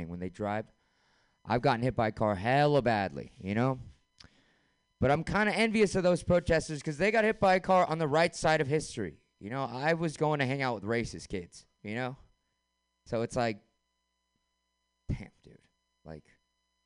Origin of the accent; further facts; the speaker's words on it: San Francisco, California, United States; born and raised in San Francisco